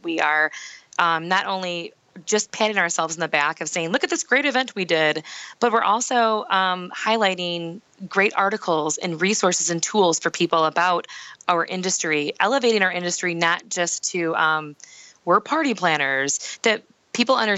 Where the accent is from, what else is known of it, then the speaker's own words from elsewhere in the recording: Michigan, United States; we work all over the state of Michigan, but my hometown had to be the place where the people understood what I did the best